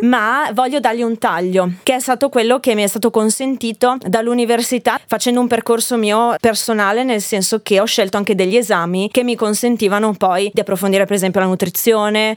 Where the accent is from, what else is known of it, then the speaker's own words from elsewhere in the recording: Bergamo, Lombardy, Italy; moved away as an adult; also born or lived in Liguria; io nasco in Lombardia, a Bergamo, e sono fiera delle mie origini